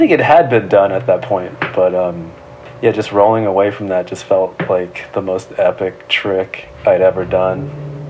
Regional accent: San Gabriel Valley, California, United States; I grew up just all over the San Gabriel Valley. It's like a little bit east

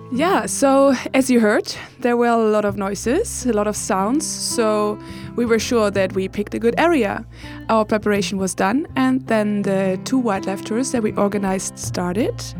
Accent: Germany; English is a second language; moved away as an adult; now in Uppsala, Sweden; I am from Germany and I moved here also a year ago

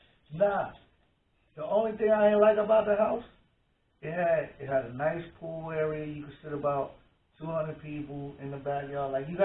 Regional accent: Mount Vernon, New York, United States; moved away; Growing up in Mount Vernon

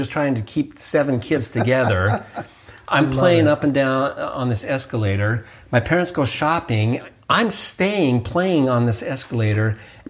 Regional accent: Utah, United States; moved away; also born or lived in Huntsville, Alabama; I grew up in Utah, and so skiing was a big part of my life.

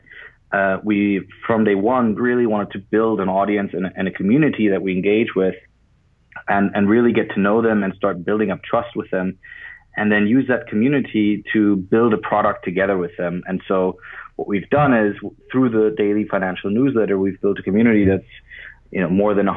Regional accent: Berlin, Germany; moved away as an adult; also born or lived in Zurich, Switzerland; now in London, United Kingdom; I'm originally from Berlin, and I was at high school there

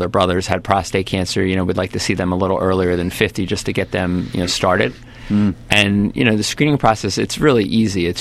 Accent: Richboro, Pennsylvania, United States; I'm a local boy. I grew up in Richboro, right outside the hospital, actually.

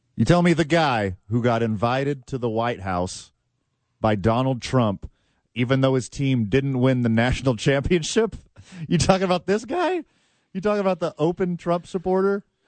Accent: the South, United States; I'm from the South. We say parading.

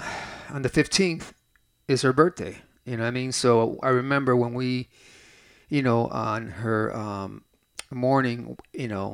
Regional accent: Lorain, Ohio, United States; I grew up in South Lorain, Ohio, which is a steel city, a suburb of Cleveland

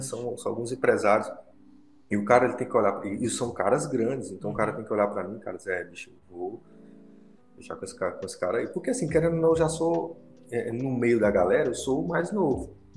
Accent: Petrolina, Pernambuco, Brazil; now in Brasília, Brazil; lá na minha cidade, Petrolina

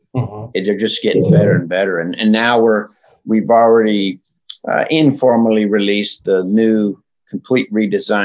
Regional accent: Vermont, United States; also born or lived in California; I call myself a Vermonter, even though I was born in California, but Vermont is where I really got my outdoor seeds planted

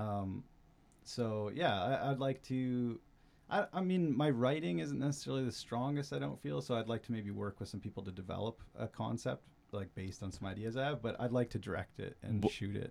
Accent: Burns Lake, British Columbia, Canada; I grew up in Burns Lake, like a small town up north.

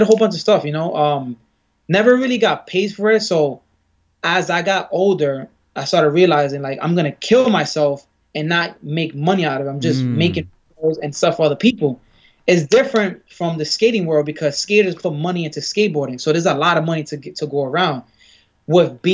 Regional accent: New York City, New York, United States; I grew up in Bed-Stuy

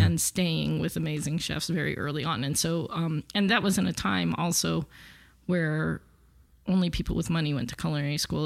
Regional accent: Los Angeles, California, United States; I grew up with born and raised in L A, so I kind of think of it as my hometown

